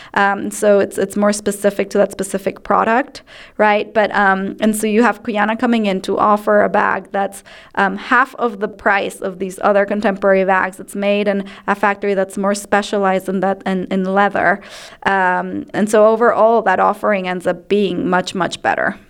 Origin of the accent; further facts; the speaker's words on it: Ecuador; moved away as an adult; now in United States; I grew up in Ecuador and I was raised in a home of fewer, better things